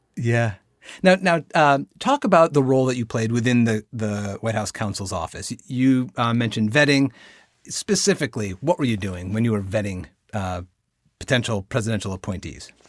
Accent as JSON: {"language": "English", "town": "Binghamton", "region": "New York", "country": "United States", "tie": "born or raised there", "said": "I am a proud native of upstate New York. I'm from the Binghamton area"}